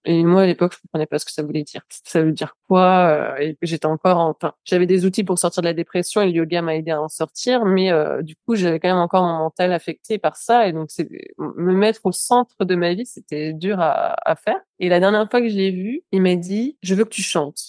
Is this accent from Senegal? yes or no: no; France; Qui suis-je, moi, en tant que Française